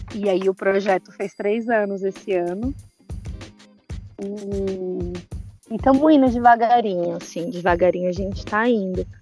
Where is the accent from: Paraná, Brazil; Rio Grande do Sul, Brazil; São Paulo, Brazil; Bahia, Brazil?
São Paulo, Brazil; moved away as an adult; now in São Tomé; Minha trajetória começa na Zona Norte de São Paulo, é, mais precisamente ali, Jardim Brasil, é do Chaves, que foi onde eu cresci, né? Fui criada